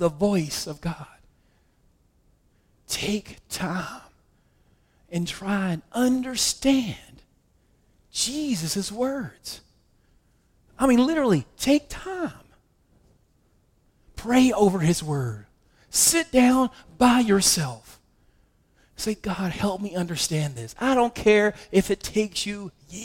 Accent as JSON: {"language": "English", "region": "West Virginia", "country": "United States", "said": "I'm from West Virginia"}